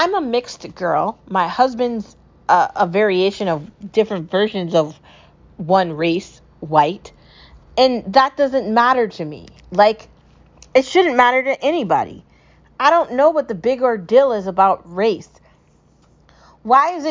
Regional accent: United States; I love being an American, okay? I love my home country

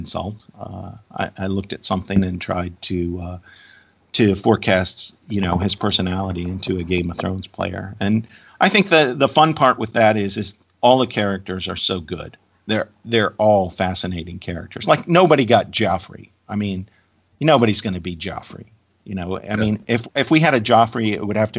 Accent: Virginia, United States; my home state of Virginia

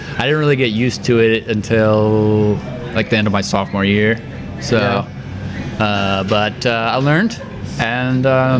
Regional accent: Greenfield, Indiana, United States; moved away as an adult; now in Indianapolis, United States; I grew up in Greenfield.

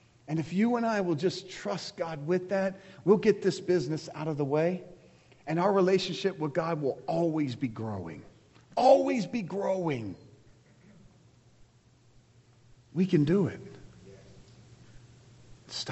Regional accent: United States; I'm American, I'm a Christ follower.

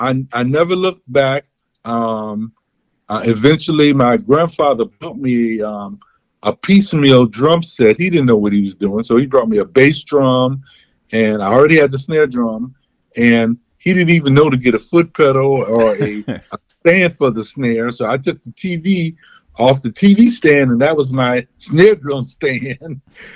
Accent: Chicago, Illinois, United States; Well, I am from, as I am in Chicago. {S0} Okay. {S1} I was born and raised.

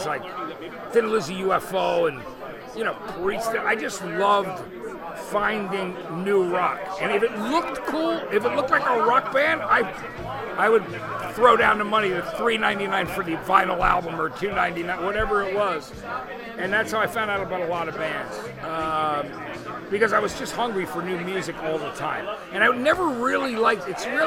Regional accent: East Brunswick, New Jersey, United States; also born or lived in Athens, Georgia; I grew up in New Jersey. So where I was in central New Jersey was kind of a cool place to be. It was closer to New York City, where I was, in a town called East Brunswick

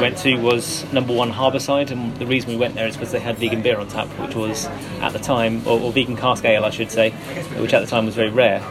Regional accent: Hertfordshire, East of England, United Kingdom; moved away as an adult; also born or lived in London; now in Bristol, United Kingdom; I originally grew up in Hertfordshire, uh, came to Bristol University when I was 18

